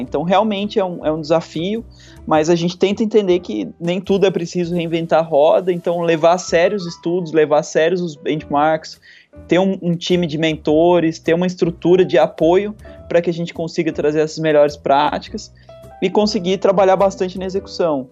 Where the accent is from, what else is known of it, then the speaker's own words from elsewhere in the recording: Aparecida, São Paulo, Brazil; moved away as an adult; also born or lived in Florianópolis; eu sou do interior de São Paulo, né? Minha, minha, sou de uma cidade que vive basicamente em função do comércio, que é Aparecida do Norte, então é, fui, fui, criado lá